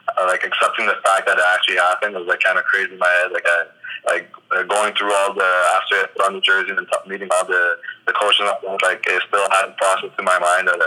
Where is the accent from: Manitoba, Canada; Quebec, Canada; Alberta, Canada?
Quebec, Canada; Longueuil; growing up in Longueuil